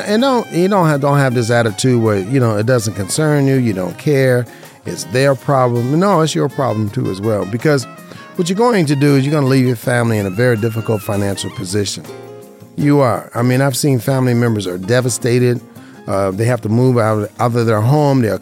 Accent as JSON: {"language": "English", "town": "Las Vegas", "region": "Nevada", "country": "United States", "tie": "born or raised there", "said": "I grew up in Vegas"}